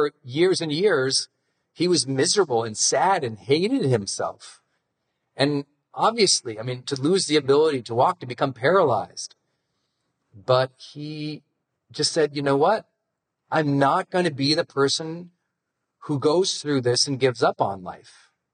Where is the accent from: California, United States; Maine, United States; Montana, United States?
Montana, United States; I'm from Montana